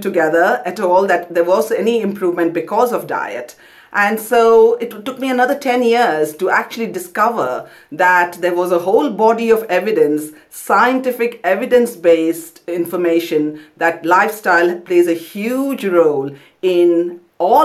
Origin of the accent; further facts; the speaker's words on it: Kolkata, West Bengal, India; moved away as an adult; also born or lived in Pondicherry; now in London, United Kingdom; I grew up in Kolkata, but went to medical school in Pondicherry